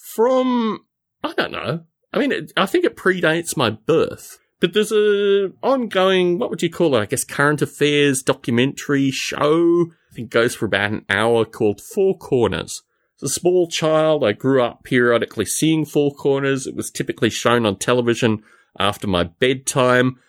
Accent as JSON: {"language": "English", "country": "Australia", "tie": "born or raised there", "moved": "yes", "said": "this is my home country, and this is the kind of nonsense that I lived through when I was there."}